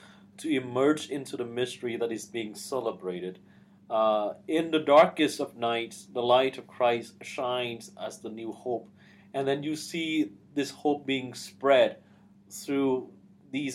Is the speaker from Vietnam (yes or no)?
yes; Vietnam; moved away; not growing up in Vietnam in the midst of oppression and persecution